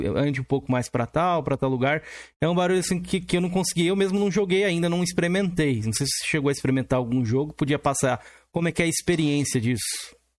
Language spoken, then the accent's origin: Portuguese; São Paulo, Brazil; eu sou aqui de São Paulo